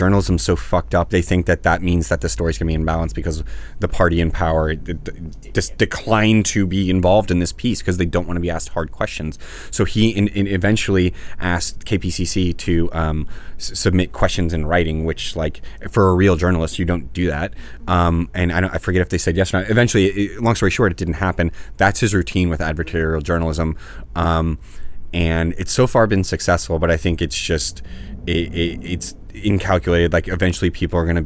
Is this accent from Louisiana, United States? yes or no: yes; New Orleans, Louisiana, United States; now in Los Angeles, United States; one of them from my hometown, Mitch Landrieu